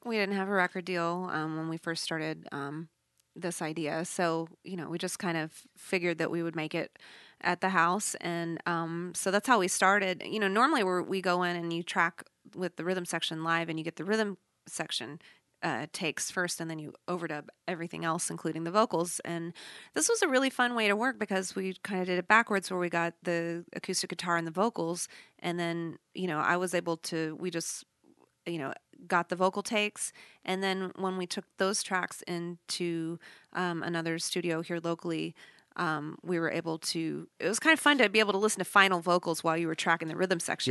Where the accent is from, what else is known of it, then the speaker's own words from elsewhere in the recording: Texas, United States; we have the Southern um, influence because we're from Texas